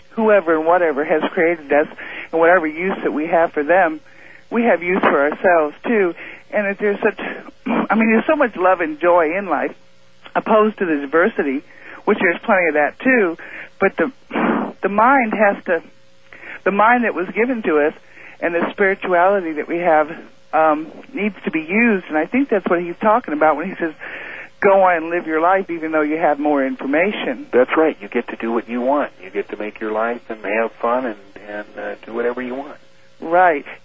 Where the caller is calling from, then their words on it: Moscow Mills, Missouri, United States; from Moscow Mills.